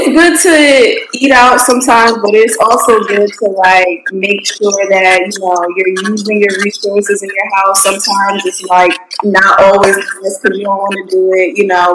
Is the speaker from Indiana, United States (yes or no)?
no; Connecticut, United States; now in Houston, United States; I'm from Connecticut